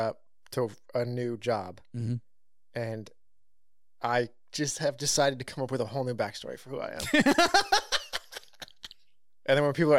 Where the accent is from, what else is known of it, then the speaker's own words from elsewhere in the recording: California, United States; I grew up in California.